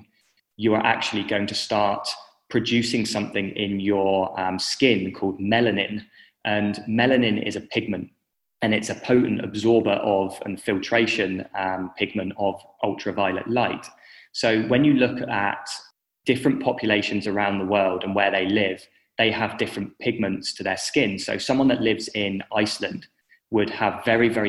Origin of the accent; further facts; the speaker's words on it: England, United Kingdom; moved away as an adult; now in Western Australia, Australia; I'm obviously from the United Kingdom, from England, but I'm living in Western Australia